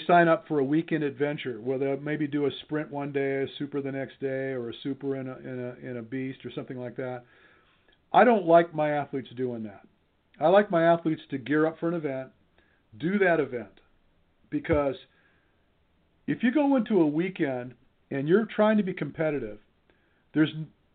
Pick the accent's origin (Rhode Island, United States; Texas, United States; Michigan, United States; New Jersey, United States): Michigan, United States; I'm from Michigan